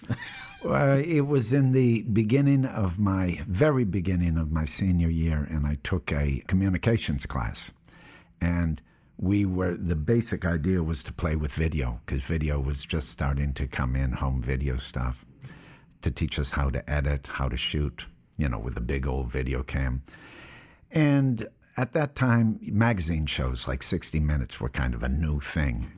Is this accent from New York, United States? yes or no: no; Appleton, Wisconsin, United States; I was born in Appleton, Wisconsin in 1955.